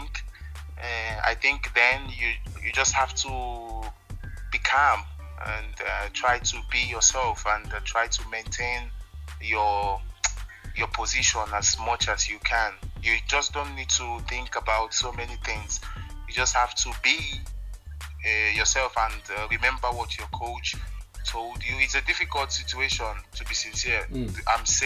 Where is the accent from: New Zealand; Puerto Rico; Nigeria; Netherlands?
Nigeria; moved away; I was still in Nigeria